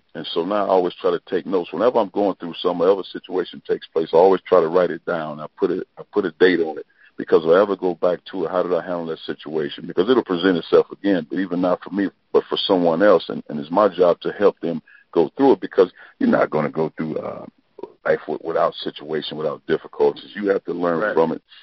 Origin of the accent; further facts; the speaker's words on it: East St. Louis, Illinois, United States; moved away as an adult; also born or lived in Avellino, Italy; now in Columbia, Missouri, United States; grew up in East St. Louis, Illinois I was born in St. Louis.